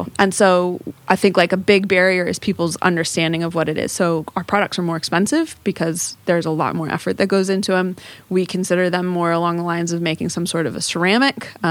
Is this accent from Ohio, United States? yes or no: no; Southern California, United States; moved away as an adult; also born or lived in San Diego; now in Morecambe Bay, United Kingdom; I grew up in Southern California near the ocean